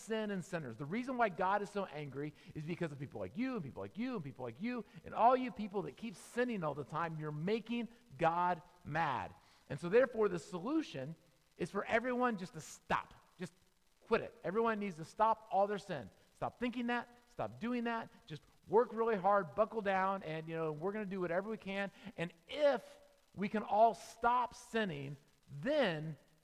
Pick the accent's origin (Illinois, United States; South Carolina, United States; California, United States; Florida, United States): Florida, United States; Tampa; I grew up in Tampa, Florida